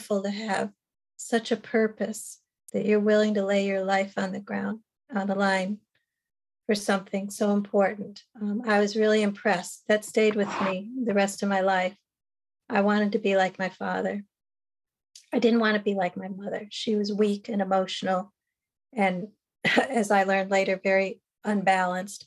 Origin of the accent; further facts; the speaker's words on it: New Jersey, United States; I was born in New Jersey in 1958.